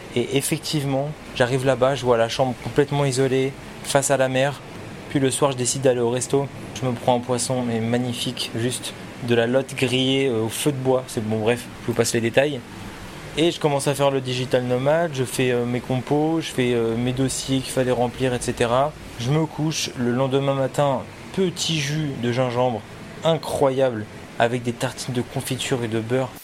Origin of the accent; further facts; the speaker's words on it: France; en tant que Français